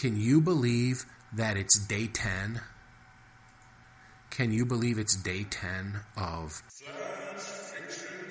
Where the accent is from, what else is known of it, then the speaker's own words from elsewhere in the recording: Detroit, Michigan, United States; moved away; also born or lived in Chicago, Illinois / central Wisconsin / Maine / Wisconsin by Lake Superior; I grew up around Detroit, and I lived in Chicago for 20 years